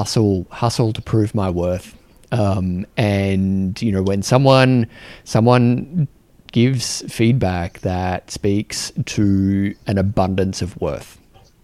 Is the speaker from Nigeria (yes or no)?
no; Australia; as an Australian man